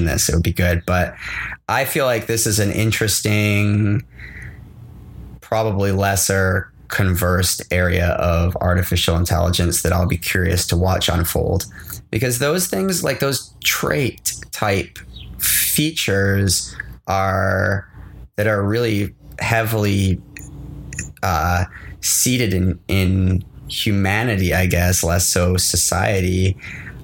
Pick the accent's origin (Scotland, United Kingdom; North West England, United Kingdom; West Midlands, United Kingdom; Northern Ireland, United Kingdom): Scotland, United Kingdom; moved away; I'm a British. I grew up in Scotland